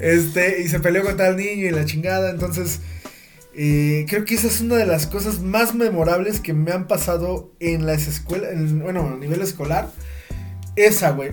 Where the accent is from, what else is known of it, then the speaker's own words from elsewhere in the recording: Ozumba, State of Mexico, Mexico; Esto fue aquí en Ozumba, eh, en la primaria, bueno, nosotros somos de aquí de Ozumba